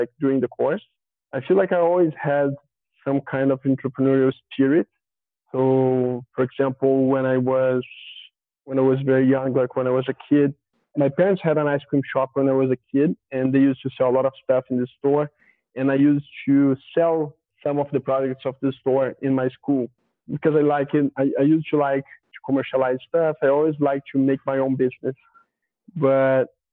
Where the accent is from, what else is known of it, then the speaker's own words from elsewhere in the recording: Valença, Rio de Janeiro, Brazil; English is a second language; now in São Paulo, Brazil; I'm originally from a small town in Rio de Janeiro countryside called Valença